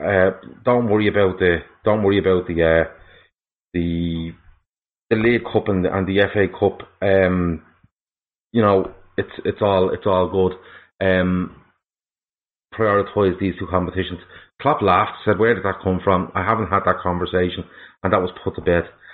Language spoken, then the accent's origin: English; Dublin, Leinster, Ireland; now in Meath, Ireland; I am from Dublin. I'm living in Mead too. But I am originally from Dublin